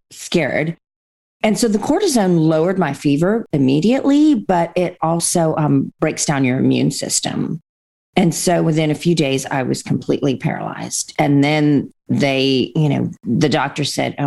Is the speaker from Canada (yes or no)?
yes; Canada; also born or lived in India / England; We moved from England to Canada